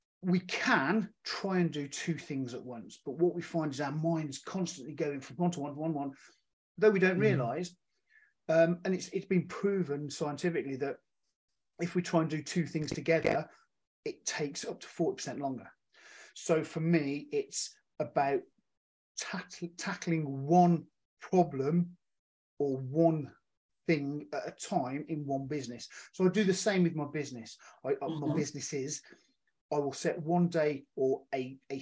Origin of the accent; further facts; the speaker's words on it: Birmingham, West Midlands, United Kingdom; now in Whitchurch, United Kingdom; I'm from the UK. I'm originally from Birmingham, but now living in a small town in Whitchurch called Shropshire called Whitchurch